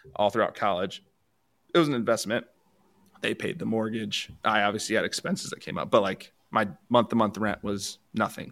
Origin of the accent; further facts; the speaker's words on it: Allendale, Michigan, United States; I grew up in Allendale. There's a co, Division two college where I grew up.